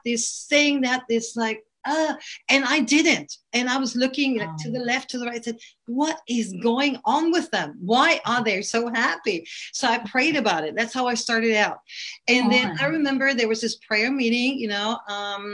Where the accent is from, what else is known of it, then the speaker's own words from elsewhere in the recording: Toronto, Ontario, Canada; also born or lived in West Coast, Sweden; now in Sweden; I'm originally from Canada, Toronto